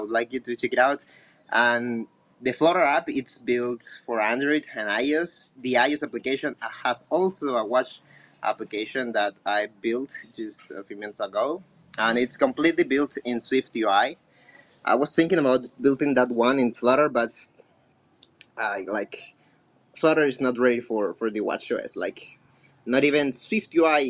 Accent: Colombia; first language Spanish; English is a second language; I'm from Colombia

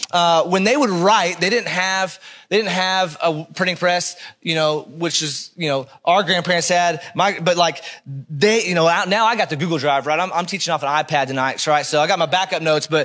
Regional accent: Oklahoma, United States; I grew up in Oklahoma.

